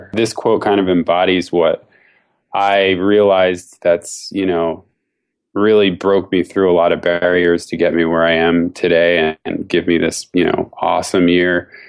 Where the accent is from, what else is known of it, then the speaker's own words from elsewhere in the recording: Philadelphia, Pennsylvania, United States; now in San Francisco, United States; I'm from San Francisco, grew up in Philadelphia. I moved here about 10 years ago.